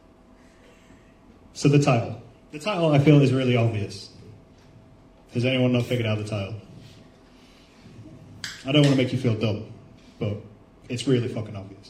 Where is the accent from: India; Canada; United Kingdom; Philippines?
United Kingdom; England; We're English